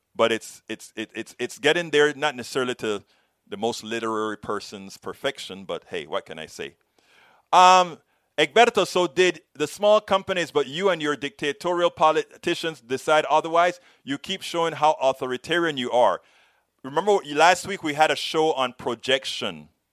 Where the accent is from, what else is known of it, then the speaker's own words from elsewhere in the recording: Panama; now in United States; I am from Panama, that same place you talk about, Central America